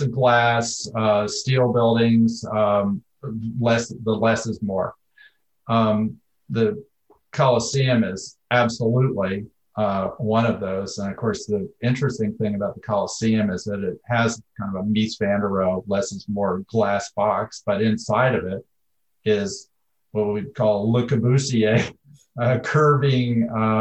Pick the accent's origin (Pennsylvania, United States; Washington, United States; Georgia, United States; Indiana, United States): Pennsylvania, United States; Philadelphia; now in Portland, United States; I'm from Philadelphia